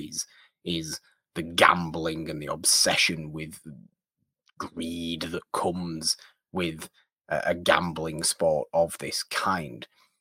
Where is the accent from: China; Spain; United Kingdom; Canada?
United Kingdom; me being British